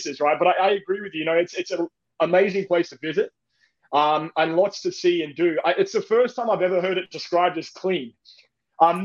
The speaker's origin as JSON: {"language": "English", "town": "Perth", "region": "Western Australia", "country": "Australia", "tie": "born or raised there", "moved": "as an adult", "lives_now": "Toronto, Canada", "said": "I'm originally from Perth, Western Australia, is where I was born and bred."}